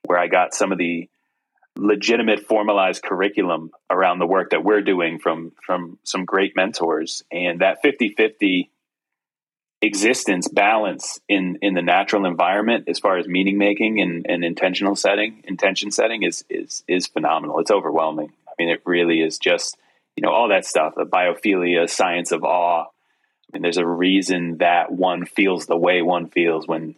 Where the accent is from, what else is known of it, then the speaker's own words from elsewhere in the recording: New England, United States; now in Western North Carolina, United States; I grew up in New England